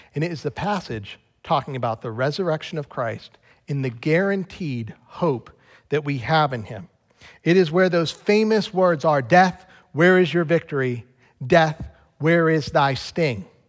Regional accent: United States; I'm an American

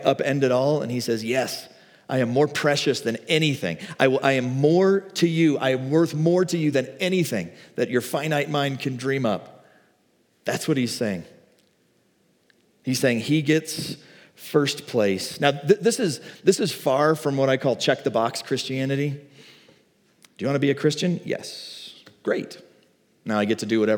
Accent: the Bible Belt, United States; I grew up in the Bible Belt in like the 90s, like late 80s

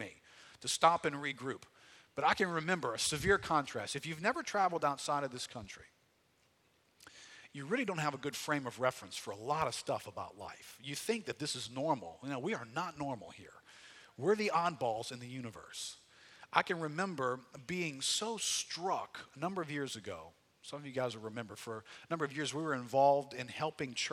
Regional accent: United States; what struck me as an American was the pace of life

